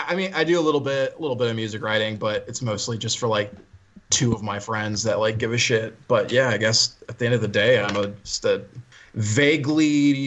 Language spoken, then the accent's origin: English; Des Moines, Iowa, United States; I'm from Des Moines, a little bit outside of Des Moines.